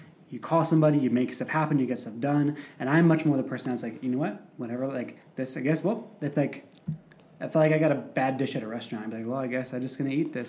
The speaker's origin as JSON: {"language": "English", "town": "Chicago", "region": "Illinois", "country": "United States", "tie": "born or raised there", "said": "I was raised in a white suburb of Chicago."}